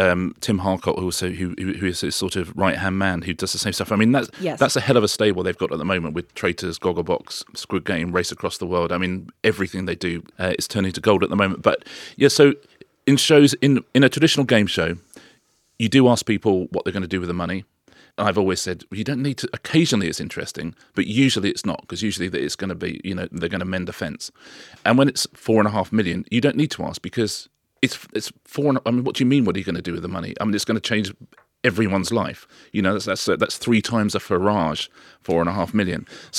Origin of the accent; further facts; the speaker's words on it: United Kingdom; I'm British.